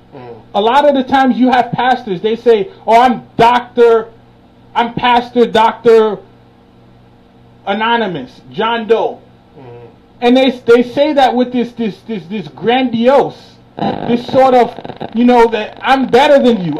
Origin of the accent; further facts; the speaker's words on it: New York City, New York, United States; I grew up in Brooklyn